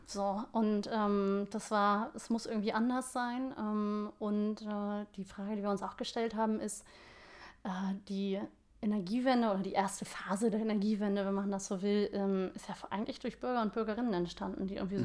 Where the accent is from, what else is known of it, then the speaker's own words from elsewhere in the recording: Hamburg, Germany; ich bin äh, echte Hamburgerin